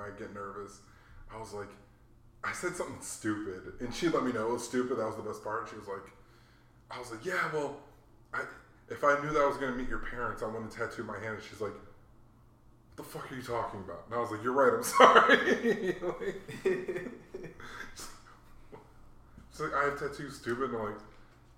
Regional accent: Hawaii, United States; now in Arizona, United States; I grew up in Hawaii.

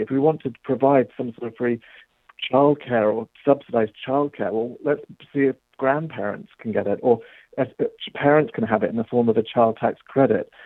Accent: England, United Kingdom; accent: English; That's my English

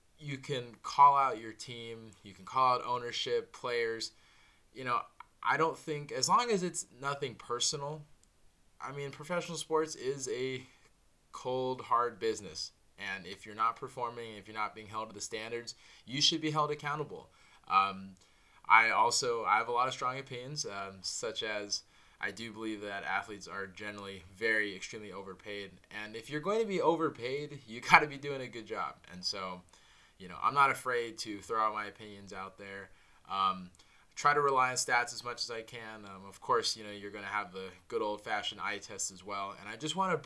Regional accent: Orange County, California, United States; I was born and raised in Orange County

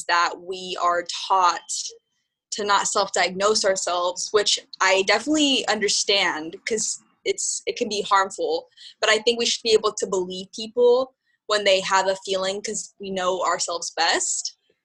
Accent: Southern California, United States; moved away as an adult; also born or lived in San Francisco; now in New York, United States; I'm from Southern California, and I moved to San Francisco for college right when I turned 18

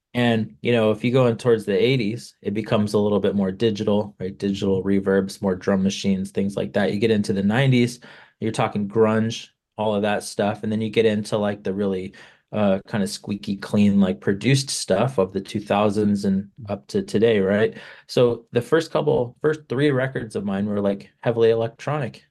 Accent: Palm Springs, California, United States; I grew up in Palm Springs, California.

